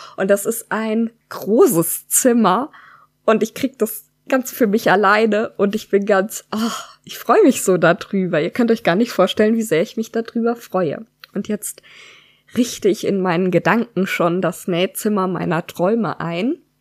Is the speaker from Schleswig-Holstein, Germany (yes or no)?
no; Freiburg, Baden-Württemberg, Germany; moved away as an adult; now in Odenwald, Germany; Wir kommen beide aus der Gegend um Freiburg, haben uns auch dort kennengelernt